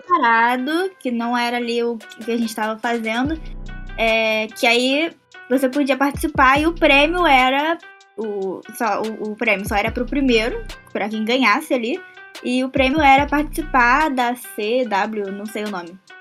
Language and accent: Portuguese; Rio de Janeiro, Brazil; Eu sou de Jacarepaguá.